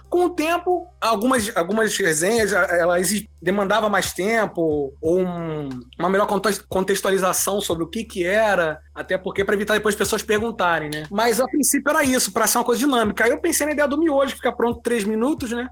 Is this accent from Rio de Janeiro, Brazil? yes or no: yes; Rio de Janeiro, Brazil; eu sou do Rio de Janeiro